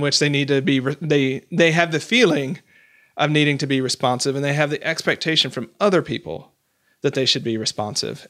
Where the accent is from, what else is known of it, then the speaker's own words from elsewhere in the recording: Portland, Oregon, United States; I'm from Portland, Oregon